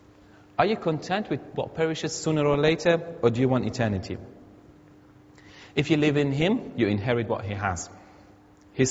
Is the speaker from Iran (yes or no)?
yes; Iran; moved away; I'm an Iranian, many of you know, but I'm a Christian first